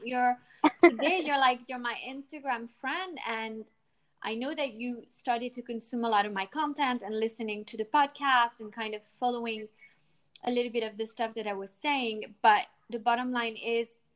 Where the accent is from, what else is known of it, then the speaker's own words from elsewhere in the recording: United States; now in France; I'm from the States